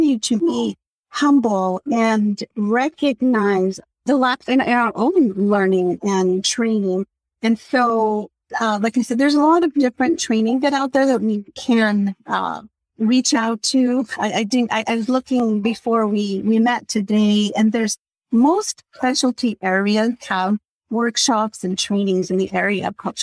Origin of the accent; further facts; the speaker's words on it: Costa Rica; moved away; I was born in Central America and Costa Rica, so I'm very aware of my own culture and values and beliefs